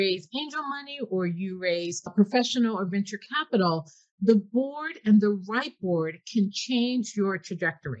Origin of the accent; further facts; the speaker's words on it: Newark, New Jersey, United States; I'm from Newark, New Jersey